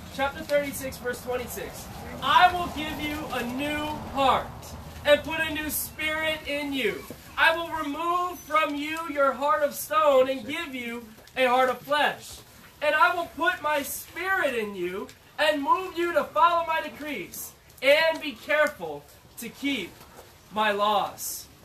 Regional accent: Syracuse, New York, United States; also born or lived in Chicago; I'm from New York, they're like, uh, so Manhattan or Brooklyn, no Syracuse

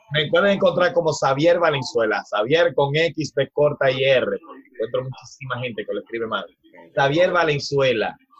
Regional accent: Dominican Republic; en el barrio donde yo soy

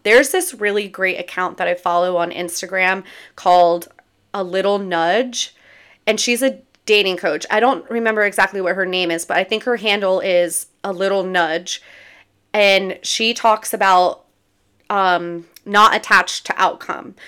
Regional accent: near Berlin, Maryland, United States; It's right outside of my hometown. It's close to the beach in Ocean City, Maryland

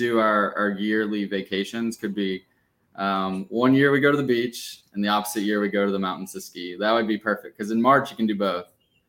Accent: South Louisiana, United States; I'm from South Louisiana, but I played ice hockey. So I always joke that I grew up playing on the frozen swamps

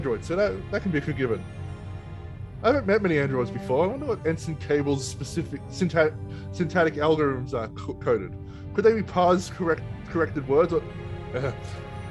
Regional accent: Australia; accent: Aussie; I'm an Australian

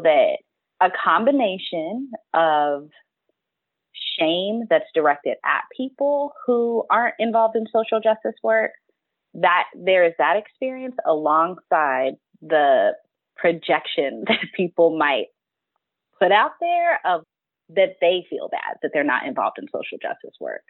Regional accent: Texas, United States; moved away; also born or lived in Kentucky; I'm from Texas, I've lived in Kentucky, my people are from Alabama.

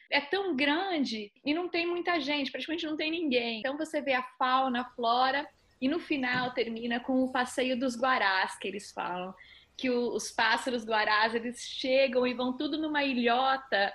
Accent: Southeast Brazil, Brazil; eu sou do Sudeste

